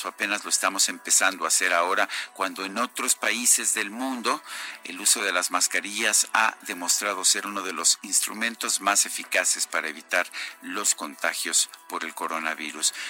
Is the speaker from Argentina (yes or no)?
no; Mexico